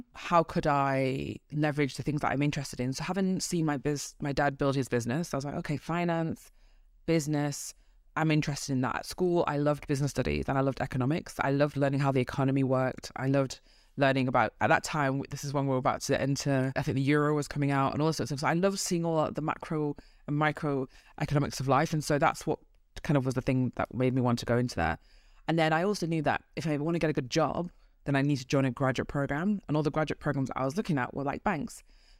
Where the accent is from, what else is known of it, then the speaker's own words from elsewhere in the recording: Manchester, North West England, United Kingdom; accent: Manchester; I did. I'm a Mancunian. The accent comes out sometimes when I'm tired.